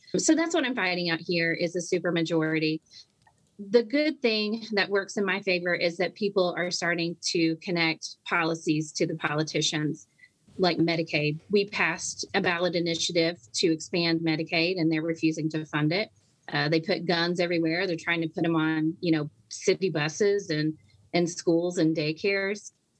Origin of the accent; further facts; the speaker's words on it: Arkansas, United States; now in Hopkins, United States; I'm originally from Arkansas